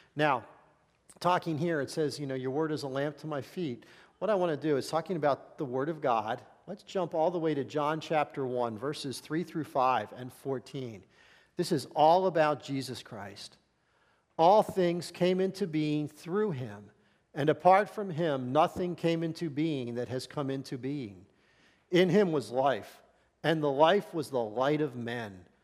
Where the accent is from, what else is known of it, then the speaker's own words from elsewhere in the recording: Philadelphia, Pennsylvania, United States; I was born in Philadelphia, raised in this area